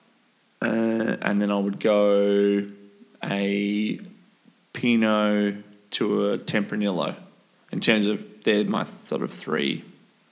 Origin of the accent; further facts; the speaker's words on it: Australia; being an Aussie